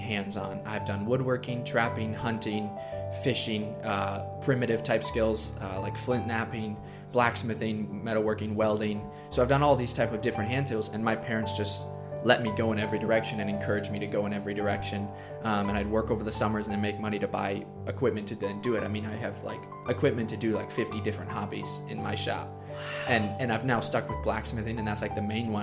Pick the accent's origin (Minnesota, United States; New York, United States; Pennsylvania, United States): Minnesota, United States; also born or lived in Coeur d'Alene, Idaho; I live in Minnesota, and I've been homeschooled my whole life.